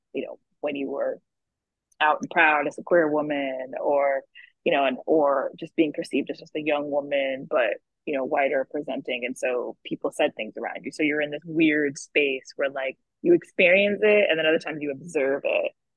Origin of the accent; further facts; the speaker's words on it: the South, United States; having two immigrant parents, growing up in the South